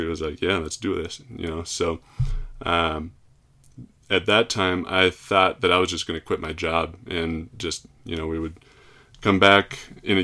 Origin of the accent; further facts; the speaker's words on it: Plymouth, Minnesota, United States; moved away; I'm from Plymouth, Minnesota